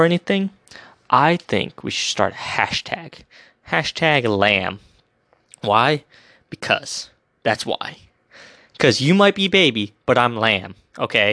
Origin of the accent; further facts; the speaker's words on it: United States; I'm an American